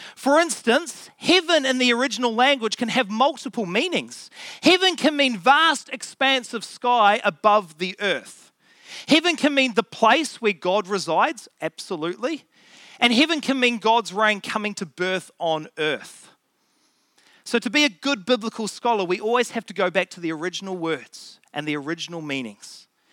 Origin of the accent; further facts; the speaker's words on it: Auckland, New Zealand; I grew up in Auckland